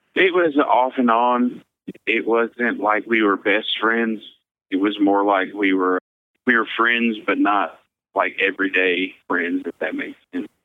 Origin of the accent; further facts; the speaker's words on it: Missouri, United States; also born or lived in Kansas; I am from Missouri, but I was born in Kansas